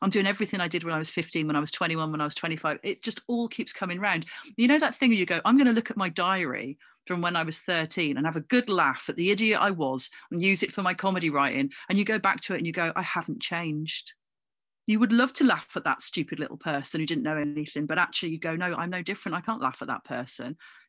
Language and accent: English; Coventry, West Midlands, United Kingdom; born there; Although I don't really feel like I've got much claim to it because I was born in Coventry.